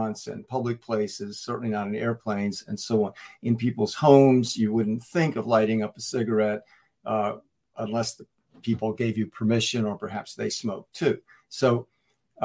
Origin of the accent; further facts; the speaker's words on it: North Carolina, United States; growing up in North Carolina, where the tobacco industry is so powerful and so prevalent back then